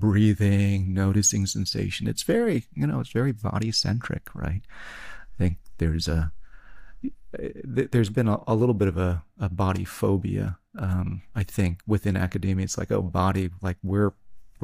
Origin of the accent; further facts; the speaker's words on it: Tennessee, United States; I'm from Tennessee.